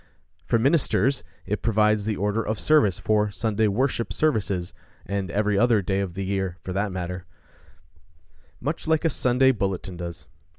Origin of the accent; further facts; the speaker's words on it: Omaha, Nebraska, United States; My first introduction to the Book of Common Prayer was at a small Reformed Episcopal church in my hometown of Omaha, Nebraska.